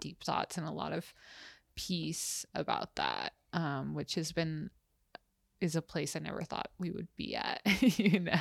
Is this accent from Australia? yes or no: no; United States; the privilege of being American